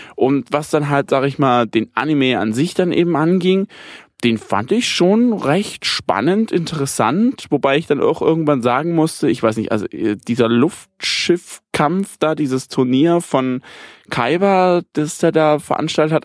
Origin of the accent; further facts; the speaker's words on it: Germany; bei uns in Deutschland